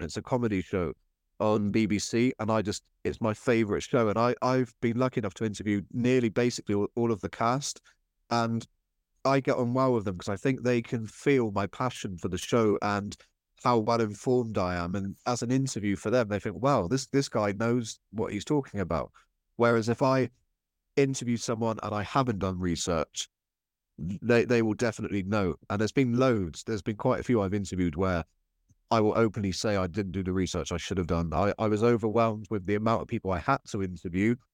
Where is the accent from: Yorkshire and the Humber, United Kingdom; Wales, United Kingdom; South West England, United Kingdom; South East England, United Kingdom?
South West England, United Kingdom; Cornwall; I grew up in Cornwall